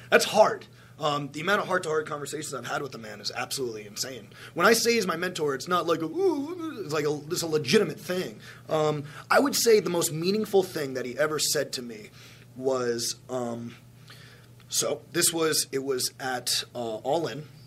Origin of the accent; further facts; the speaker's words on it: Plainview, New York, United States; I am from Plainview, Long Island, New York